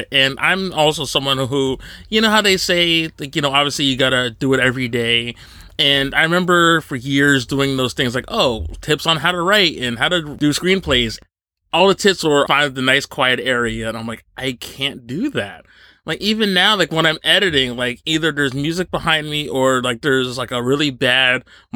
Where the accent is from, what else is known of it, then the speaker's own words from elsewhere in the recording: Northeast New Jersey, United States; I grew up in Northeast New Jersey